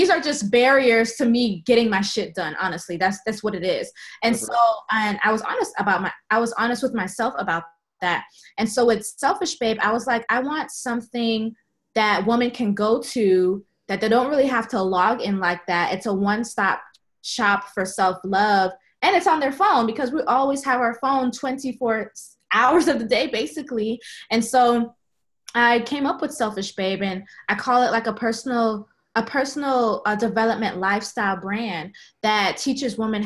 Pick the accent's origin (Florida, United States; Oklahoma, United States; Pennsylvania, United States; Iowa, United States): Florida, United States; Sunrise; moved away as an adult; also born or lived in Tallahassee, Florida; now in Atlanta, United States; I grew up in Sunrise, Florida, Fort Lauderdale area.